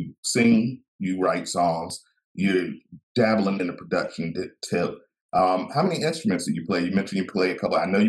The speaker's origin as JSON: {"language": "English", "region": "the South", "country": "United States", "said": "I'm from the South"}